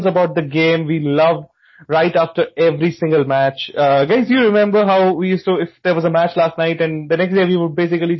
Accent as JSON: {"language": "English", "town": "Hyderabad", "region": "Telangana", "country": "India", "moved": "yes", "lives_now": "Chennai, India", "said": "I am also from Hyderabad and currently I live in Chennai"}